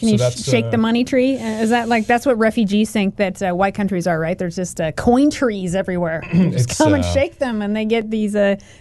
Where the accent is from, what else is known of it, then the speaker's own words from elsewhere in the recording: the Northwest, Pacific Northwest, United States; growing up in the Northwest.